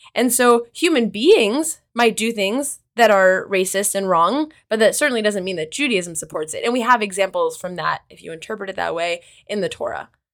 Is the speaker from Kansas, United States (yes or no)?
yes; Kansas, United States; also born or lived in Israel / North Carolina; now in New York, United States; I'm from the Midwest. I'm from Kansas originally